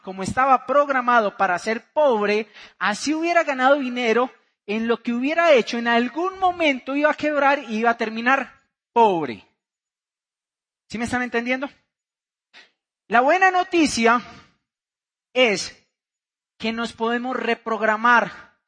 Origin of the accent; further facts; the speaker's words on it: Bucaramanga, Santander, Colombia; vengo de Bucaramanga, Santander